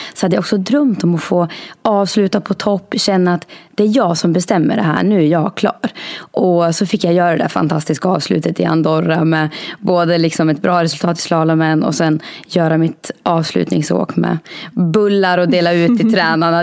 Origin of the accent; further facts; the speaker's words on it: Norberg, Västmanland, Sweden; now in Fagersta, Sweden; jag kommer från Norberg, så nu bor jag i Fagersta. Jag har flyttat en mil.